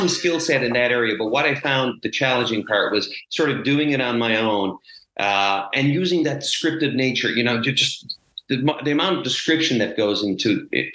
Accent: Petty Harbour, Newfoundland and Labrador, Canada; I grew up in the 70s and 80s in this small fishing community. Petty Harbor, Newfoundland is my hometown.

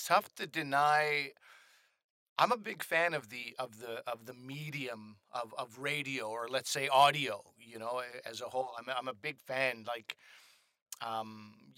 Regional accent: Montreal, Quebec, Canada; now in Toronto, Canada; growing up in Montreal

